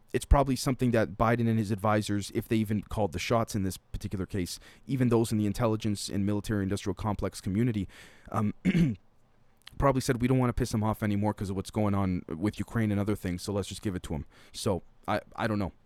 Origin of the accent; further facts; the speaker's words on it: Canada; a Canadian